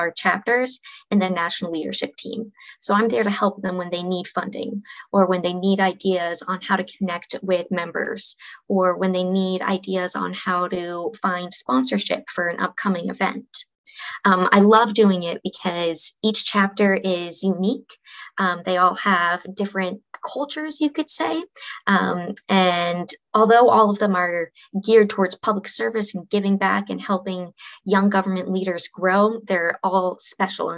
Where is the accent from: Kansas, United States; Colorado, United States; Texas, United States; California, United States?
Colorado, United States; moved away as an adult; also born or lived in Indiana; now in Washington, D.C., United States; I grew up in Colorado, colorful Colorado, as we like to call it